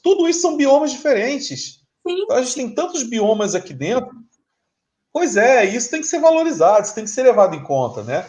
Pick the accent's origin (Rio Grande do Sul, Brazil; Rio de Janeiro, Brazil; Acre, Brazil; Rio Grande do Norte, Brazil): Rio de Janeiro, Brazil; also born or lived in São Paulo; eu sou do Rio de Janeiro